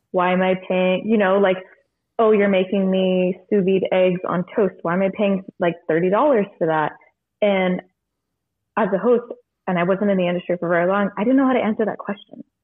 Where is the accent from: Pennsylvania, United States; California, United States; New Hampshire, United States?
California, United States; Monterey; now in Sonoma County, United States; I am originally from Monterey, California, and I live in Sonoma County and work in Napa